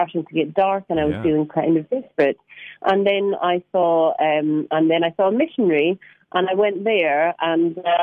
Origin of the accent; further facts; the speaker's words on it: Scotland, United Kingdom; now in London, United Kingdom; I'm from Scotland. I do live in London, but I am from Scotland.